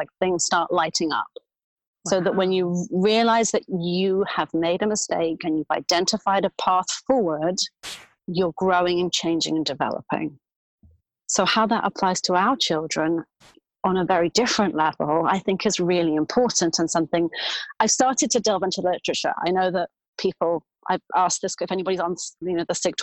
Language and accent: English; London, United Kingdom; moved away as an adult; now in New York, United States; I grew up in London, where I went to university to become a speech and language therapist